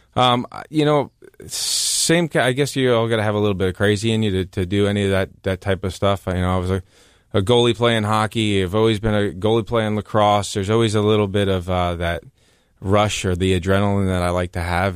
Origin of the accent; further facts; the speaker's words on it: New Jersey, United States; growing up in New Jersey and listening to country music